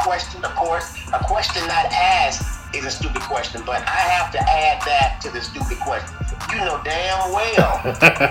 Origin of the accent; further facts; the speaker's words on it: Tuscaloosa, Alabama, United States; also born or lived in Detroit, Michigan / Los Angeles, California; I grew up in Tuscaloosa, Alabama.